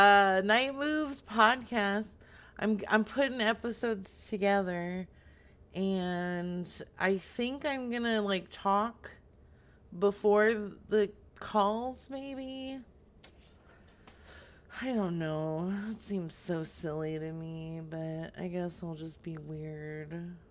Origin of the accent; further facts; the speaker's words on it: California, United States; Well, originally I'm from California.